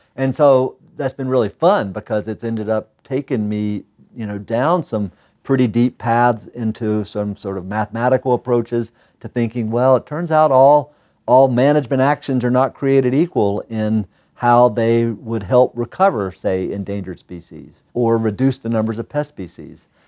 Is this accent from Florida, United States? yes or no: no; North Carolina, United States; moved away as an adult; also born or lived in Utah / Michigan / Santa Cruz, California / Idaho; now in Missoula, United States; back east where I grew up in North Carolina